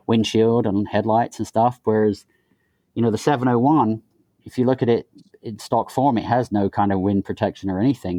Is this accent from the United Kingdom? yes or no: yes; England, United Kingdom; moved away; growing up in England